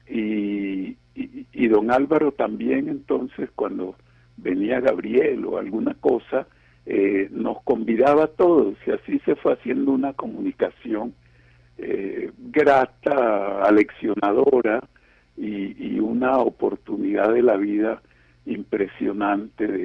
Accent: Cartagena, Bolívar, Colombia; nos vinimos juntos de Cartagena de Indias. Cartagena de Indias fue el grande amor de, Eligio.

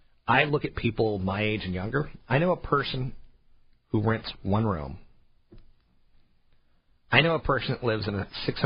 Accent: East Coast, United States; also born or lived in overseas; I grew up on the East Coast a lot. I grew up overseas a lot.

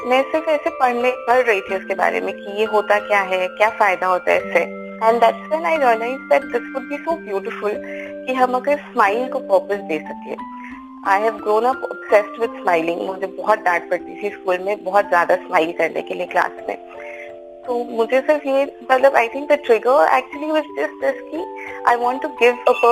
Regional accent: Haryana, India; also born or lived in Kathmandu, Nepal; मैं हरियाणा से हूँ और मैं काठमांडू में पैदा हुई थी

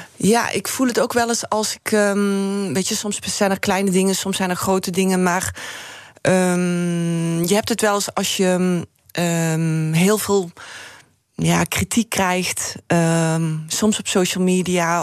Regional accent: Heerlen, Limburg, Netherlands; moved away; ik ben natuurlijk opgegroeid in Heerlen

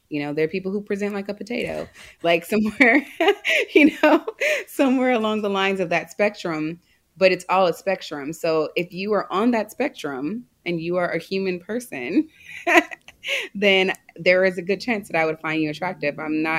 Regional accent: Los Angeles, California, United States; It wasn't until I grew up in Los Angeles.

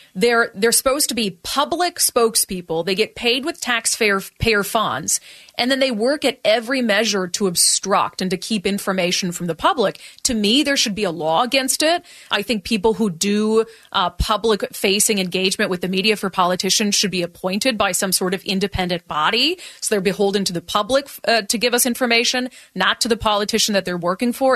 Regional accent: Minnesota, United States; now in Washington, United States; I grew up in Minnesota

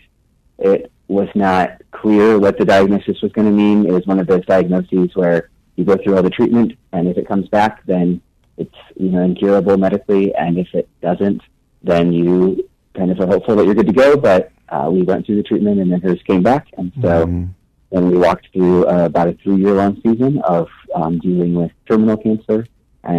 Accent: Nebraska, United States; moved away as an adult; also born or lived in St. Louis, Missouri; now in Rockford, United States; I grew up in Nebraska

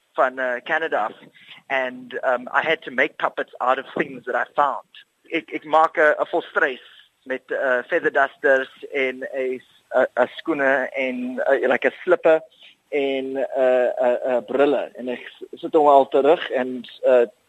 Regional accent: Cape Town, Western Cape, South Africa; Afrikaans is a second language; ek is van Rondebosch af in die Kaap

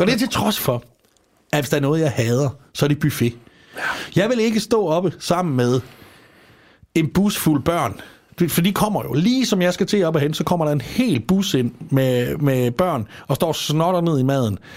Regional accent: Als, Southern Denmark, Denmark; jeg er fra Als, og dernede, der er vi øh, glade for

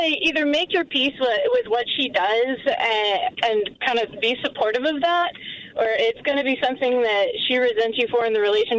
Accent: Texas, United States; now in Denver, United States; I'm from Texas originally

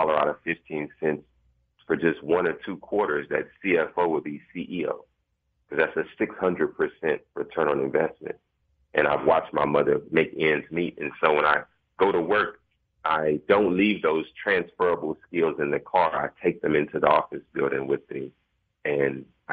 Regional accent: Dallas, Texas, United States; I'm a Dallas native. I grew up, I was born in South Dallas.

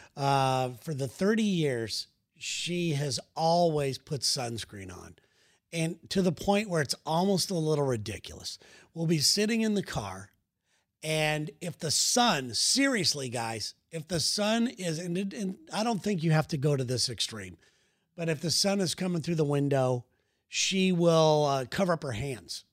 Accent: West Coast, United States; we're from the West Coast

